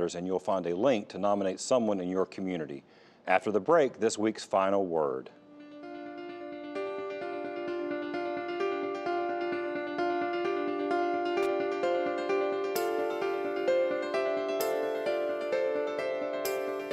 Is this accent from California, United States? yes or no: no; Fayetteville, North Carolina, United States; I had so many wonderful teachers growing up in Fayetteville